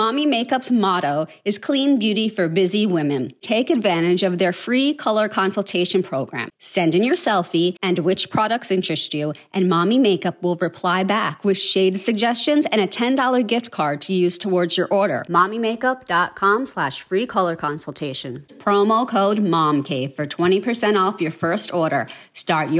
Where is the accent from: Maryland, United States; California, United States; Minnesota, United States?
Maryland, United States; Baltimore; I grew up in Baltimore, where everything's about seafood.